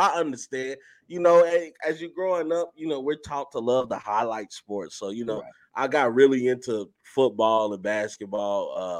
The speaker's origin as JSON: {"language": "English", "town": "Chicago", "region": "Illinois", "country": "United States", "said": "I'm from the South Side, from the mud."}